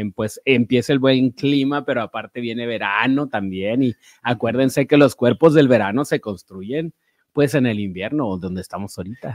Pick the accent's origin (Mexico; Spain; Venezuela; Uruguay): Mexico; northern Mexico; No todos los norteños somos así